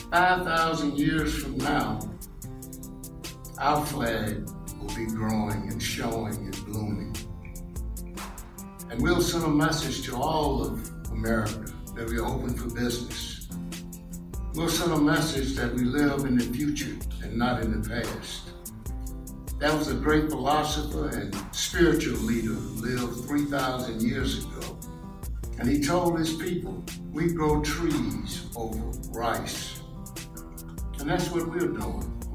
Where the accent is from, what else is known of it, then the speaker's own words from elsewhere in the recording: Mississippi, United States; I grew up in Mississippi in the 40s and 50s.